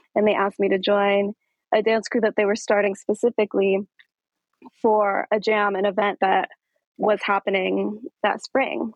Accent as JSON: {"language": "English", "town": "Aurora", "region": "Colorado", "country": "United States", "tie": "born or raised there", "said": "I'm from Aurora, Colorado. And so mm-hmm. I grew up in this scene. I grew up dancing next to folks here in Aurora"}